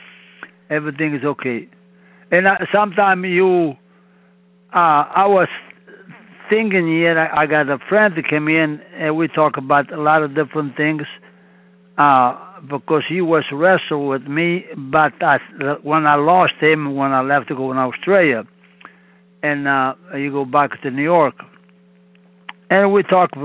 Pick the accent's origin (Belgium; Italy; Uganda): Italy; English is a second language; moved away as an adult; also born or lived in Montreal, Canada; I was born in Italy